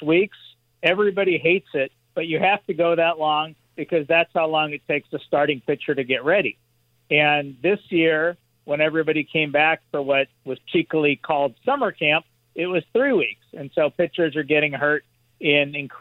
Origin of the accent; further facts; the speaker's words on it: Los Angeles, California, United States; growing up in Los Angeles